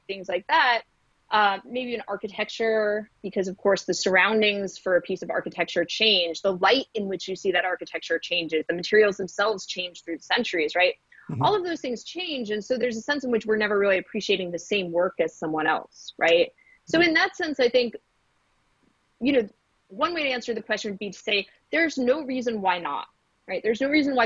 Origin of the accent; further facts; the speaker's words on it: New York City, New York, United States; moved away; I grew up in New York City